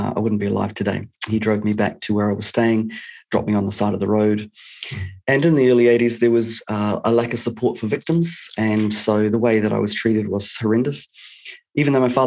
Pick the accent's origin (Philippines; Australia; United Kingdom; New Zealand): New Zealand; also born or lived in Canada; I was brought up in New Zealand, one of the most amazing places on the planet